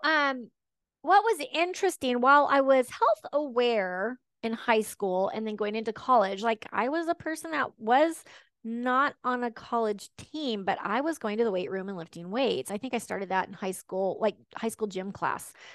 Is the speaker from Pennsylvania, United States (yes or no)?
no; Washington, United States; also born or lived in Texas; I was born in the South. Um, my mom married a Northerner, and we came back and forth between Texas and Washington a couple of times